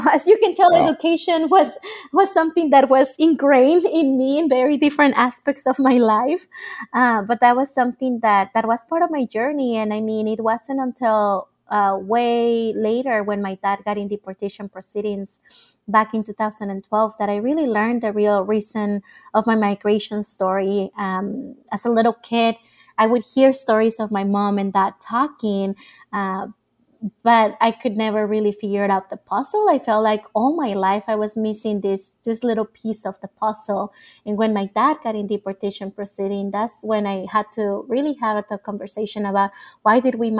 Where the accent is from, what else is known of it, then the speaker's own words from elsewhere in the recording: Mesa, Arizona, United States; also born or lived in Nogales, Mexico; internal migration from Tijuana to Nogales in the Mexican side, which is like 3 hours south of where I grew up in Mesa, Arizona.